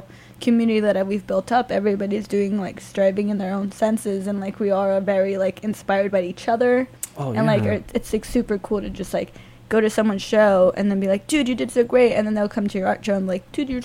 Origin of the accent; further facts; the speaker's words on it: Southern California, United States; moved away; we're both from Southern California